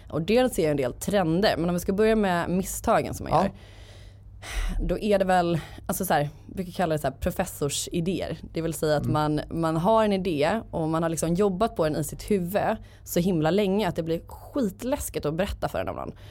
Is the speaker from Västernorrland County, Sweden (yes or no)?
no; Gothenburg, Västra Götaland, Sweden; Eh, och min dröm var att bli copywriter på någon byrå i Stockholm. Jag är från Göteborg.